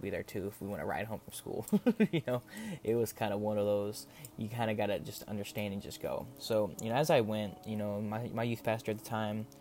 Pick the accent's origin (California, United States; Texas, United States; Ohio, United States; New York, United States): Texas, United States; Coming from a small town in Texas